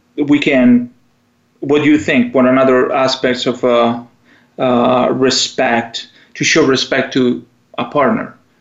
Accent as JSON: {"language": "English", "country": "Italy", "accent": "Italian", "second_language": "English", "moved": "yes"}